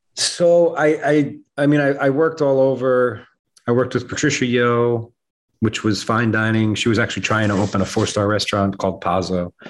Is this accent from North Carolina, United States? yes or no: no; New York, United States; I'm a New Yorker